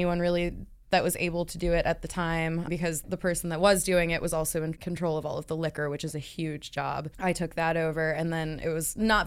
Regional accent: Buffalo, New York, United States; now in Dayton, United States; I grew up in Buffalo

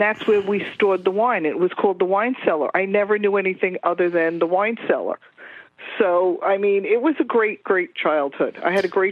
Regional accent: New York City, New York, United States; I grew up in Woodside, Queens, with my Italian grandma living with me.

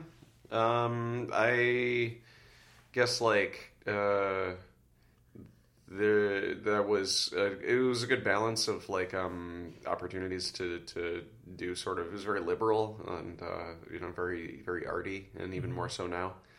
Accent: Oak Park, Illinois, United States; I'm from Oak Park, Illinois

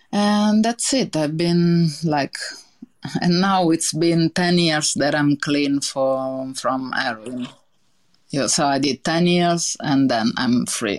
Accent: Italy; accent: Italian; English is a second language; because I didn't speak English, and now I have this really big Italian accent that I think is never gonna leave me.

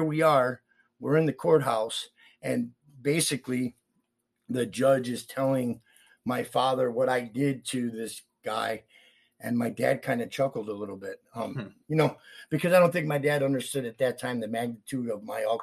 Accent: Palmyra, New York, United States; moved away; also born or lived in Rochester, New York / Greece, New York; I grew up in Palmyra

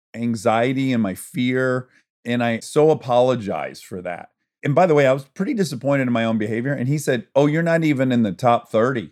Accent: Michigan, United States; I'm from Michigan. Everyone owns a boat

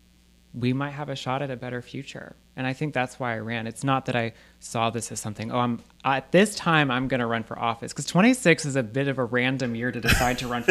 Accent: Alabama, United States; I was born in Alabama. I was raised in Alabama

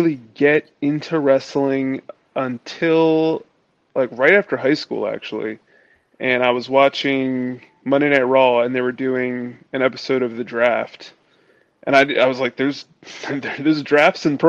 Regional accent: Willingboro, New Jersey, United States; also born or lived in Mount Laurel, New Jersey; I grew up in Willingboro, New Jersey. So I've been in New Jersey pretty much all my life.

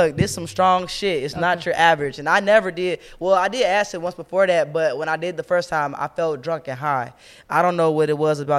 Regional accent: Cincinnati, Ohio, United States; I'm from Cincinnati.

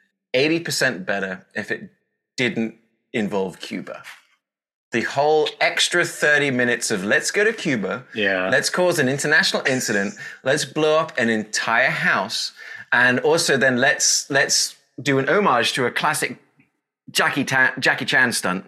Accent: United Kingdom; moved away; As a British guy

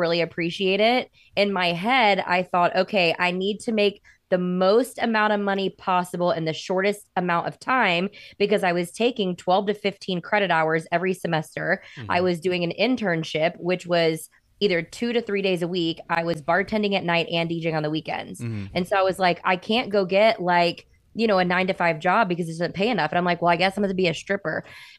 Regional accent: Orlando, Florida, United States; Orlando, Florida.

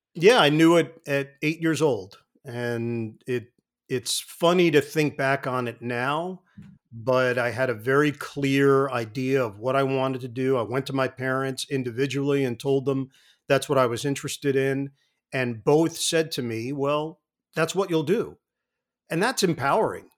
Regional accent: New York City, New York, United States; I grew up in Queens

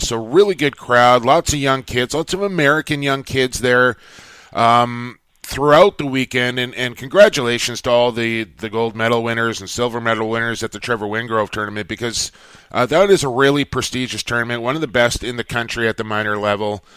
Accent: Coquitlam, British Columbia, Canada; it is my hometown, and I'm a very proud Coquitlam native

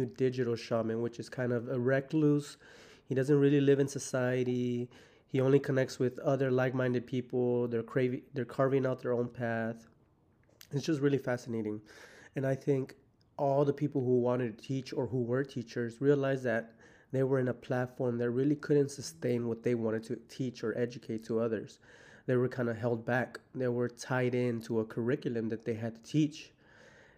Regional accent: Houston, Texas, United States; I'm from Houston

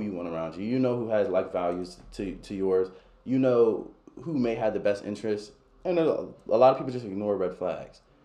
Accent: Baltimore, Maryland, United States; born or raised there; moved away as an adult; now in Warrenton, United States

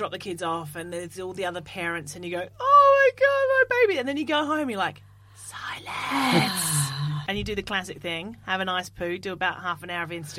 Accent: Australia; moved away; I am the Australian one of the Scummy Mummies

